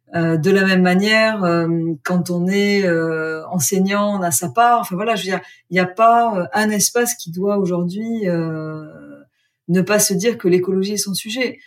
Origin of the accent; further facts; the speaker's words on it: Gers, Occitania, France; moved away; also born or lived in Australia; Je suis née dans le Gers, j'ai fait une école de commerce, j'ai longtemps vécu en Australie